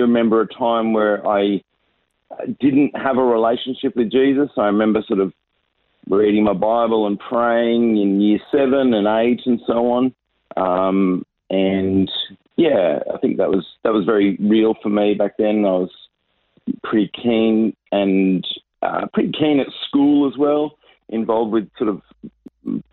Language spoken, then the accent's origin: English; Sydney, New South Wales, Australia; moved away as an adult; also born or lived in Nairobi, Kenya; now in Adelaide, Australia; I was born and raised in Sydney with a little couple of years living in Nairobi